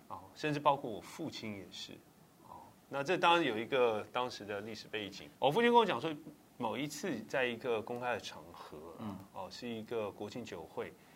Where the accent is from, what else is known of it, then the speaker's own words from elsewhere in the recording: Taipei, Taiwan; 我土生土长台北人，啊，从小在台北出生长大